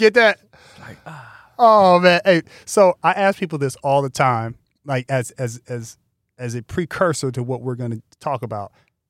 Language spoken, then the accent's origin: English; Altadena, California, United States; when I was growing up in Altadena, we lived in a very mixed community.